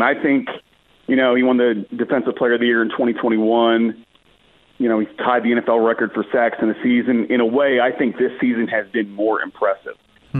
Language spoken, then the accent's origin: English; Maryland, United States; I'm from Maryland. I grew up 30 minutes from Annapolis.